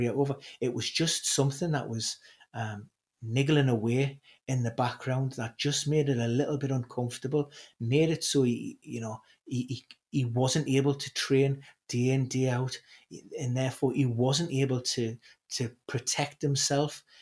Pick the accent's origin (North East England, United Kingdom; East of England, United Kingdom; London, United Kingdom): North East England, United Kingdom; Newcastle upon Tyne; being a Geordie, being a Newcastle supporter